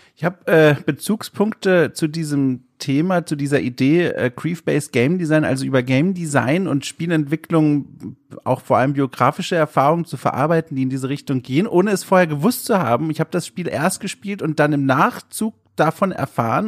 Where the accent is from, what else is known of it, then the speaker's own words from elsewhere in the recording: Southern Germany, Germany; now in Hamburg, Germany; Ich komme ja aus dem Süden ursprünglich und dort wird Radler gesagt